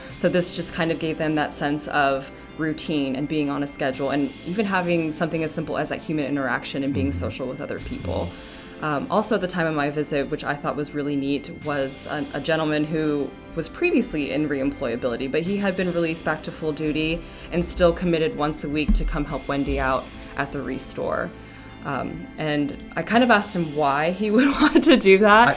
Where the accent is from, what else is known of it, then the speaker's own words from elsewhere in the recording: Ventura County, California, United States; moved away; I'm actually originally from Ventura County, California